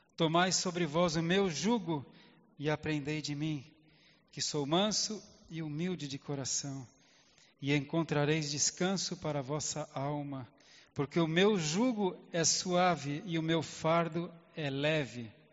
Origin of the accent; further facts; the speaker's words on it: Brazil; eu nasci no Brasil, sou brasileiro